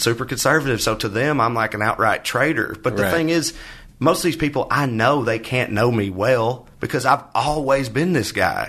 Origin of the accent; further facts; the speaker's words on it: the South, United States; We're all from the South, but I think it's probably rings pretty true for almost any red state in this country